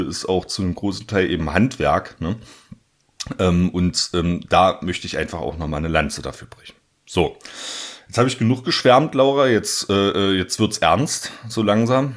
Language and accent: German; southeast Saxony-Anhalt, Germany; moved away; ich komme ja ursprünglich aus Sachsen-Anhalt, aus dem Südosten Sachsen-Anhalts, ähm, aus dem Zweistromland zwischen Elbe und Mulde